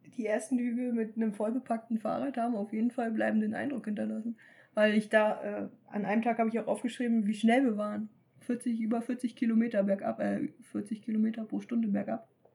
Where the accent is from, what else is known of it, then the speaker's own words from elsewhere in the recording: Germany; als Deutsche